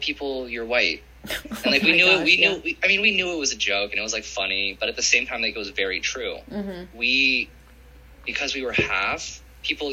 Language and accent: English; Los Angeles, California, United States; also born or lived in Venice / Malibu; I'm born and raised in Southern California, mainly Los Angeles